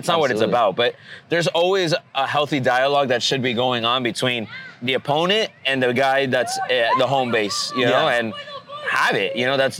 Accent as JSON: {"language": "English", "town": "Miami", "region": "Florida", "country": "United States", "said": "we come from Miami"}